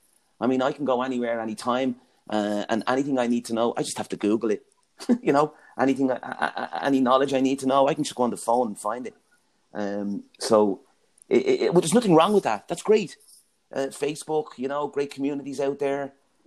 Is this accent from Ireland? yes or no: yes; Ringsend, County Dublin, Ireland; Yeah, Ringsend, to me, growing up in Ringsend as brothers, well, there was five brothers, four sisters in the family.